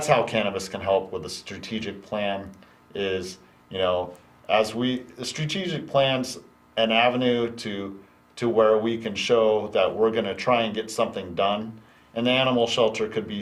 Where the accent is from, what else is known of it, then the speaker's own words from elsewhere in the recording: Mokelumne Hill, California, United States; I grew up in Calaveras County, and that's been there since I was a child